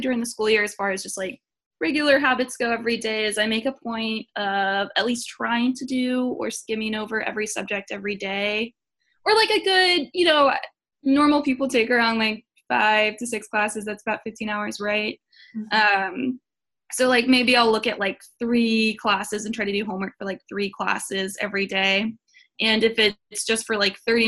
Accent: Seattle, Washington, United States; now in Houston, United States; I'm from Seattle, Washington, but I live in Houston now

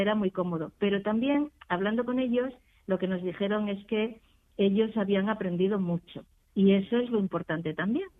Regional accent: Extremadura, Spain; now in Madrid, Spain; gente que somos extremeñas, que emigramos

